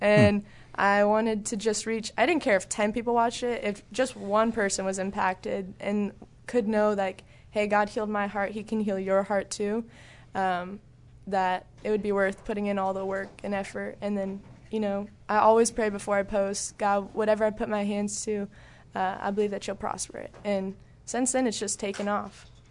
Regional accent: Southern California, United States; moved away as an adult; also born or lived in Texas; I was in SoCal, so I grew up there my whole life

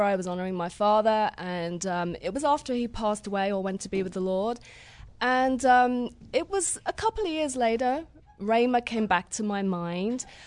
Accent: Crawley, South East England, United Kingdom; accent: southern; moved away as an adult; I'm from Crawley, West Sussex.

